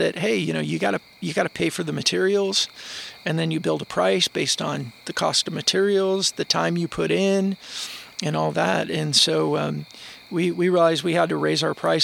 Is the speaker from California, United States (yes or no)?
yes; Chino, California, United States; I grew up in Chino, California, about 40 miles east of Los Angeles